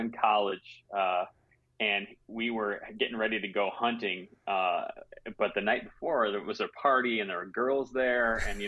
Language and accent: English; Grand Rapids, Michigan, United States; also born or lived in Illinois / New Jersey; I was born in Michigan. My dad's a pastor, so we moved a bit as a kid. I spent some time in Illinois and in New Jersey growing up, but then moved back to Michigan, grew up here in the west side, just outside of Grand Rapids.